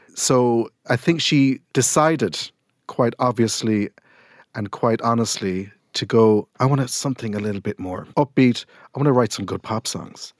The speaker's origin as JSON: {"language": "English", "town": "Millstreet", "region": "Munster", "country": "Ireland", "tie": "born or raised there", "said": "where I grew up in Mill Street"}